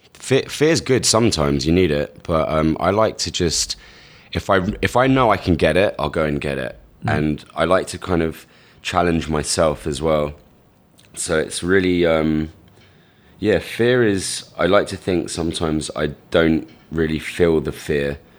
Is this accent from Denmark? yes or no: no; London, United Kingdom; moved away as an adult; now in New York, United States; I'm from London, England. I was born in Hammersmith. I've been in New York for around seven years now